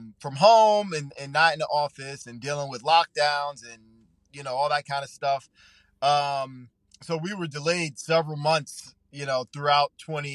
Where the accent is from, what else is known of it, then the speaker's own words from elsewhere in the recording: Long Island, New York, United States; moved away as an adult; also born or lived in Atlanta; I'm born and raised on Long Island, on the South Shore of Long Island.